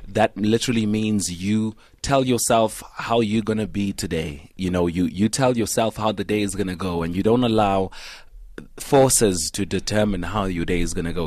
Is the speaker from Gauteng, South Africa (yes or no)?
yes; Vanderbijlpark, Gauteng, South Africa; I grew up in Van der Bijl